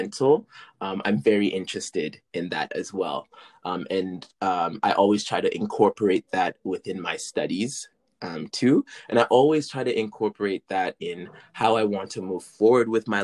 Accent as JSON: {"language": "English", "region": "British Columbia", "country": "Canada", "tie": "born or raised there", "also_born_or_lived": "Senegal", "said": "I originated from Senegal, but we immigrated. That's what I wanted to say. I said me and my family, we immigrated to Canada when I was 3 years old. And so I've been living in British Columbia"}